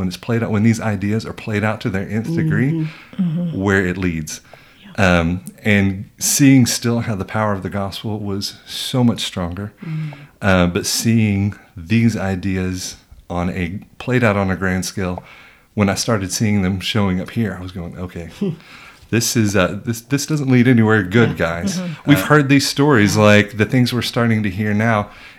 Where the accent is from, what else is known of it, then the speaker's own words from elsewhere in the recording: Germany; So my parents are missionaries. I grew up in Germany.